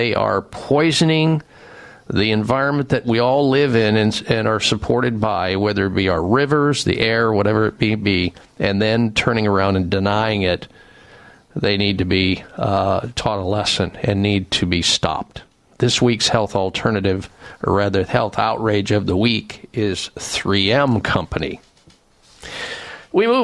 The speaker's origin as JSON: {"language": "English", "region": "Midwest", "country": "United States", "tie": "born or raised there", "said": "I grew up in the Midwest"}